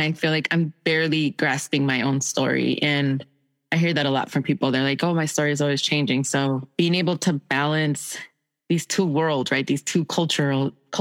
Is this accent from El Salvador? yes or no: yes; El Salvador; moved away; I'm from El Salvador. So most of my family fled during the Civil War.